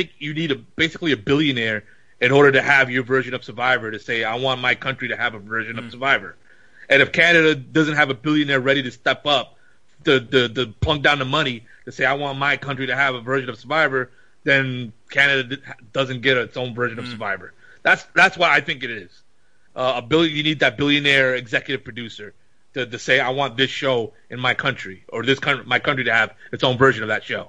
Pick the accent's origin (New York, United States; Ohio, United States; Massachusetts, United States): New York, United States; I was a Dominican New Yorker.